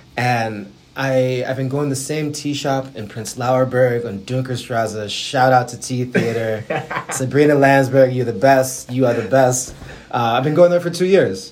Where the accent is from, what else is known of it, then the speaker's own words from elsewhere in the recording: Buffalo, New York, United States; I'm from Buffalo, New York